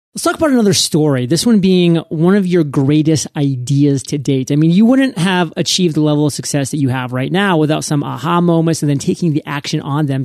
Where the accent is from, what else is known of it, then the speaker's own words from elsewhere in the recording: Maine, United States; Maine, my home state.